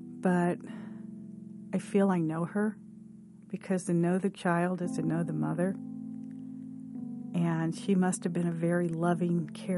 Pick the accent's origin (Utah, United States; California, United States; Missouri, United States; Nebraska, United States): Missouri, United States; St. Louis; I am from St. Louis.